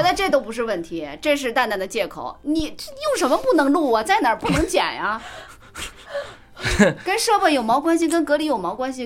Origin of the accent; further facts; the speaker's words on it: Jiangxi, China; now in Beijing, China; 我是江西人